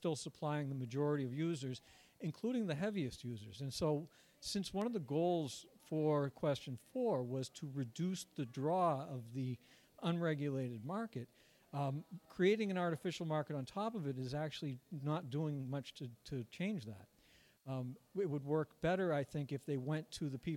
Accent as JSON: {"language": "English", "region": "Massachusetts", "country": "United States", "tie": "born or raised there", "said": "it was my home state as well"}